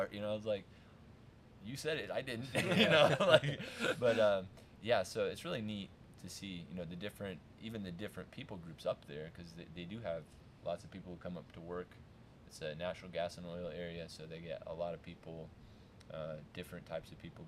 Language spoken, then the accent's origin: English; United States; moved away as an adult; now in Russia; I'm American